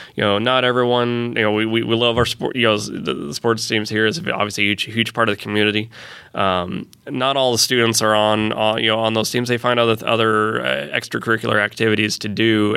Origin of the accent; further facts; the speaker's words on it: Fort Wayne, Indiana, United States; now in Fishers, United States; I came to Conner Prairie when I was a kid growing up in Fort Wayne